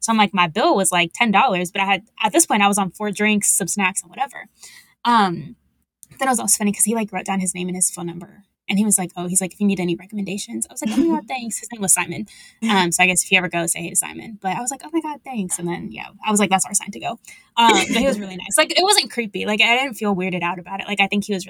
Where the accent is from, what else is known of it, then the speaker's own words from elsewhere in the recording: Texas, United States; where are you from? And I was like, Texas